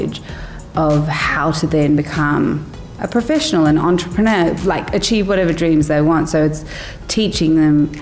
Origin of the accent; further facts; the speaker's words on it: Brisbane, Queensland, Australia; now in Sharjah, United Arab Emirates; I come from Brisbane